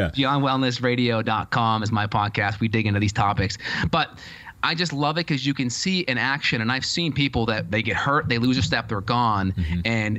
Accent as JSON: {"language": "English", "town": "North Andover", "region": "Massachusetts", "country": "United States", "said": "I'm from Andover, North Andover area in Boston."}